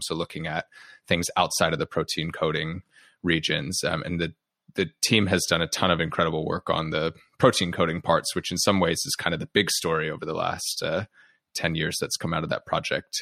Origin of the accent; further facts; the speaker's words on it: United States; you and your listeners can tell from my accent, I'm from the U S